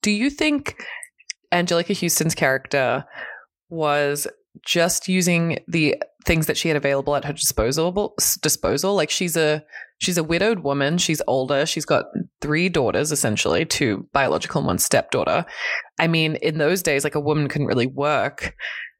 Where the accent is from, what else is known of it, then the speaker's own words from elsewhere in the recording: Australia; I'm Australian